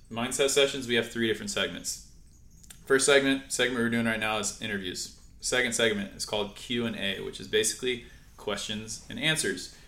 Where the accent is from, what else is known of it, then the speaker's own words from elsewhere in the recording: San Clemente, California, United States; We grew up in San Clemente together